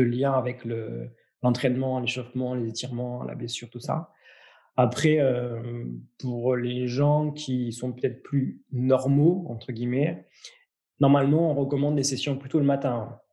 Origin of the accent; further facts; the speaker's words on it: France; chez nous en France